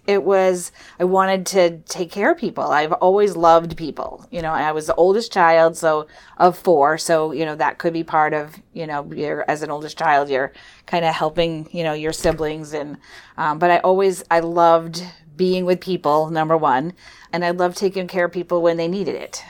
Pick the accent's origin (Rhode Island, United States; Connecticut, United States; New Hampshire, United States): New Hampshire, United States; Weare; moved away as an adult; also born or lived in Philadelphia; grew up in Ware, New Hampshire